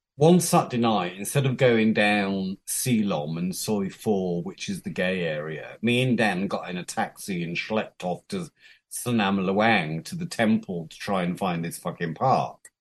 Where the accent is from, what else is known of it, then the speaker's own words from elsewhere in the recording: United Kingdom; moved away as an adult; also born or lived in Japan / Thailand; I'm British